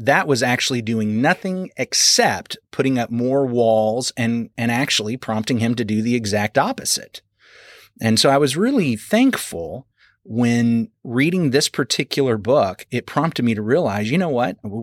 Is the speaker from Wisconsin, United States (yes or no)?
no; Arkansas, United States; moved away; I was from Arkansas because back then we could get our permits at 14